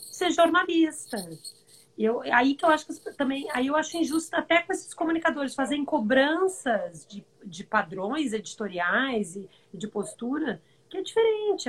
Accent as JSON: {"language": "Portuguese", "country": "Brazil", "moved": "as an adult", "said": "meu país"}